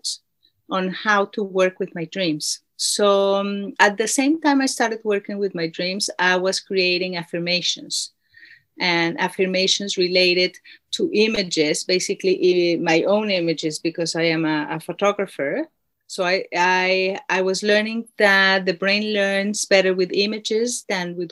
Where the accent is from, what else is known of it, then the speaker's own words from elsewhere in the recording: Mexico City, Mexico; now in New Zealand; I was born in Mexico City